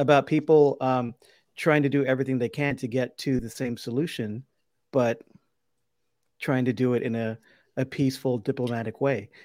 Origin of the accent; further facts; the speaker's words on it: Brownsville, Texas, United States; now in Austin, United States; my hometown of Brownsville